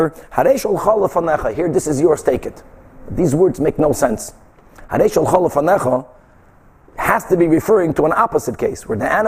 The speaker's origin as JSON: {"language": "English", "country": "Brazil", "tie": "born or raised there", "moved": "yes", "said": "when I was growing up in Brazil"}